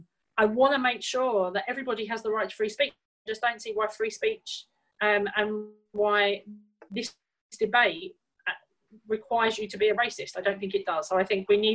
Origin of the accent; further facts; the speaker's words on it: United Kingdom; I'm a British Jew